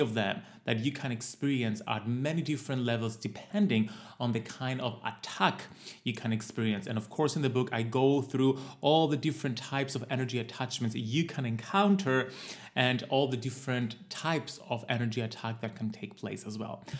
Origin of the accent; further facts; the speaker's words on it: Cyprus; my home country of Cyprus